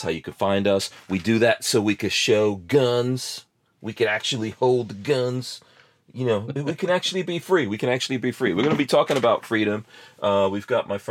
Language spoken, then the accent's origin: English; New York, United States; moved away; also born or lived in Guyana; I remember growing up in New York and the snow and everything.